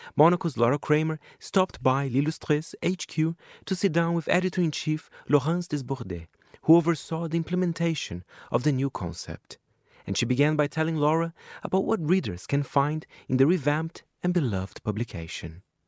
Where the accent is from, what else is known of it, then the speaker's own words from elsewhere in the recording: Brazil; moved away; my home country, Brazil